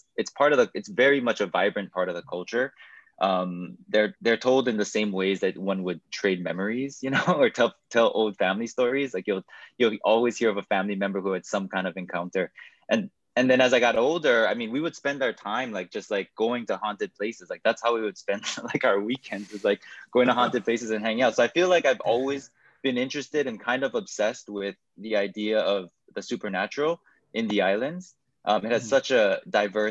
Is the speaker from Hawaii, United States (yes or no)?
yes; Hawaii, United States; growing up, born and raised in Hawaii